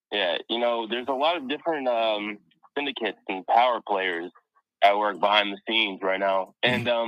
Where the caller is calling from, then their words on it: DMV, United States; By the way, for the audience, in case you didn't know, I'm over in the DMV.